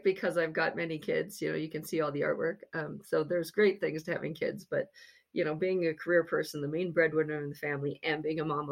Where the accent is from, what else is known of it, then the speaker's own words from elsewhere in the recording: Grand Forks, North Dakota, United States; moved away; I went back to my hometown in Grand Forks, North Dakota